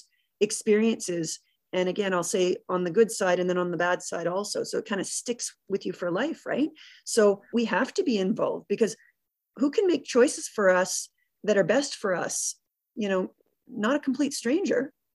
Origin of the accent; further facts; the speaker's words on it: Canada; our culture as a Canadian